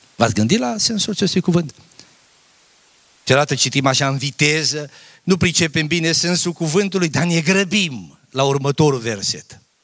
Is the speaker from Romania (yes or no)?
yes; a village near Mărginimea Sibiului, Sibiu County, Romania; Eu am copilărit la țară. Tata a fost fierar.